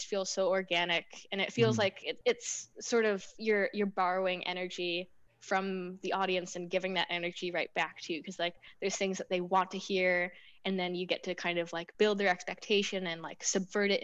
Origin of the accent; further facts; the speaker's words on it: United States; moved away; I'm from the States